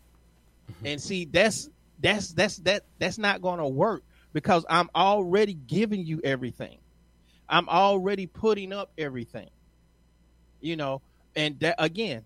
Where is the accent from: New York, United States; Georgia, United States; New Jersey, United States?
Georgia, United States; Atlanta; I'm from Atlanta